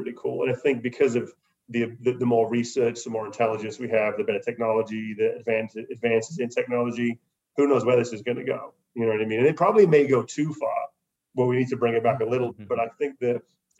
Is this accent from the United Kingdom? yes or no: yes; United Kingdom; being British